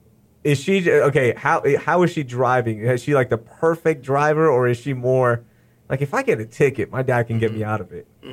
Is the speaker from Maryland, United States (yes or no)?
no; Sugar Land, Texas, United States; And I grew up here in Sugar Land, so, you know, using 59 all the time and all that good stuff.